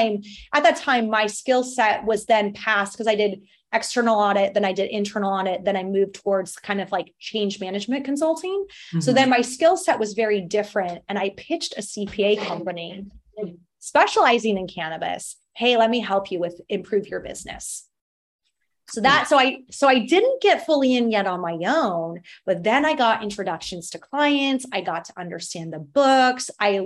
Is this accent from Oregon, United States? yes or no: yes; Portland, Oregon, United States; moved away as an adult; also born or lived in Los Angeles, United States / France; now in Portugal; I'm from Portland, Oregon